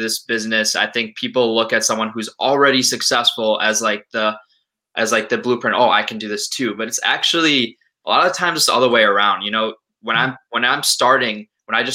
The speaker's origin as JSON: {"language": "English", "town": "Minneapolis", "region": "Minnesota", "country": "United States", "said": "I'm also from Minneapolis"}